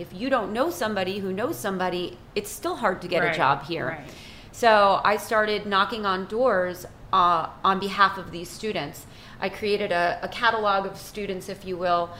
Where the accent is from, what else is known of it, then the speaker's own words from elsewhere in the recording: United States; now in Haiti; as an American, as an Italian American, I'm not even of Haitian descent